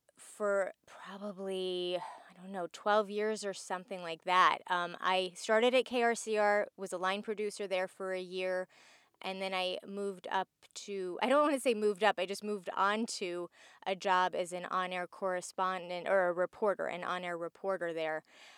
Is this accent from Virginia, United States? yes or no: yes; Virginia Beach, Virginia, United States; also born or lived in Cleveland; I was born and partly raised in Virginia Beach, Virginia. And I ended up moving to Cleveland, Ohio for